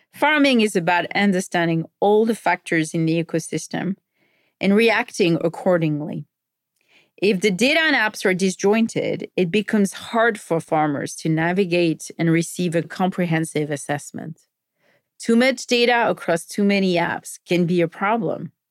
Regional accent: France; moved away as an adult; now in United States; Growing up in France

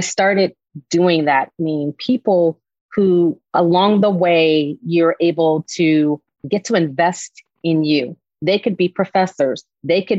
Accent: Washington, District of Columbia, United States; I'm from the Washington, D.C. area

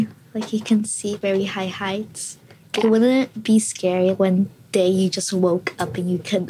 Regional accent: New York City, New York, United States; I was born in Queens.

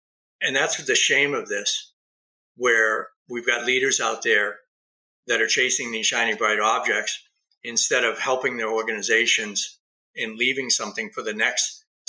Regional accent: East Coast, United States; also born or lived in Huntington Beach; now in Nevada, United States; I come from the East Coast, so that's more buttoned up. I spent 5 years in Southern California in Huntington Beach.

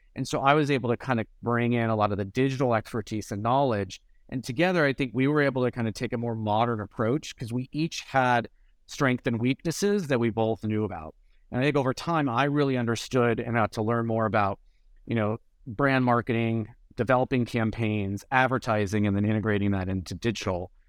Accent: San Francisco, California, United States; I grew up in the Bay Area, uh, I was San Francisco

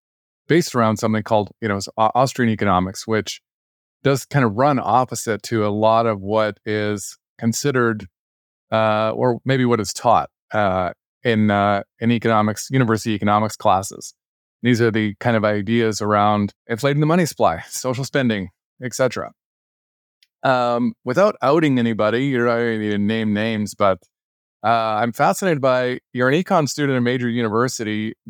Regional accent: Alberta, Canada; So I grew up in Alberta for Canadian listeners.

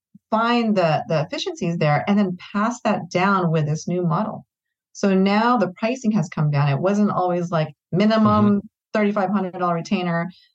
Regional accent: Philippines; And they're from the Philippines, which is, you know, that's great. I'm Filipino.

